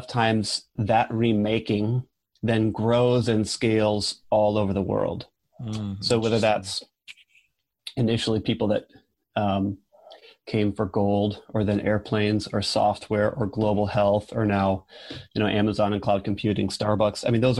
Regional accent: Neenah, Wisconsin, United States; now in Seattle, United States; I grew up in a smallish town called Neenah, Wisconsin. So it's about 40 minutes south of Lambeau Field in Green Bay. And I grew up in a kind of classically evangelical

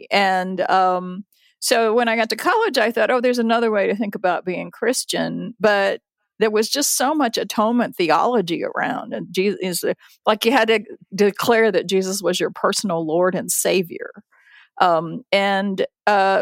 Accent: United States; also born or lived in Japan; came to the United States when I was six

